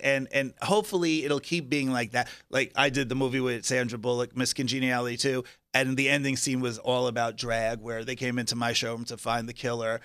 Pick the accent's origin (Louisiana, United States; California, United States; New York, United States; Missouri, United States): New York, United States; Long Island; now in Las Vegas, United States; I was Long Island, so it was a very small town.